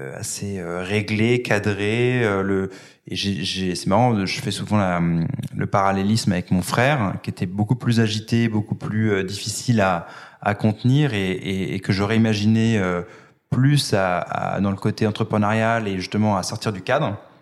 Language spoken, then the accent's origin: French; Paris, Île-de-France, France; Je suis parisien, je vis euh, dans le 10e arrondissement